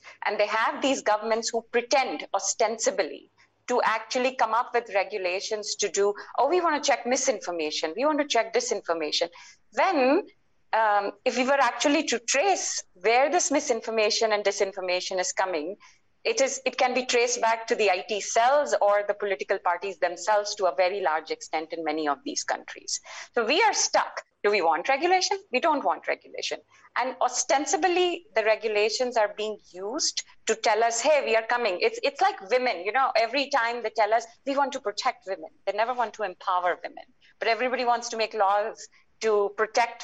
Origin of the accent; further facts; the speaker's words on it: India; also born or lived in United States; as an Indian